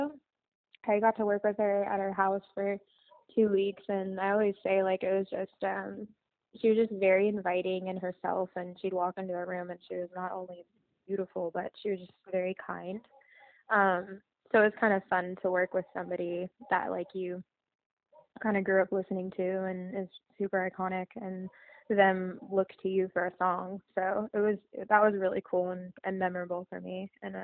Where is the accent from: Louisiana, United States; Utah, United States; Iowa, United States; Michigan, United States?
Iowa, United States; also born or lived in Los Angeles; now in Nashville, United States; I'm from Iowa